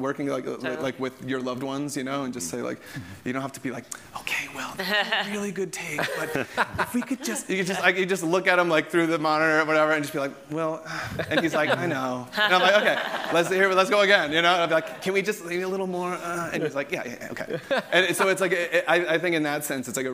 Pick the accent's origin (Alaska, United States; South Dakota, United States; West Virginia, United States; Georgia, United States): Georgia, United States; moved away; the town where I grew up in Georgia.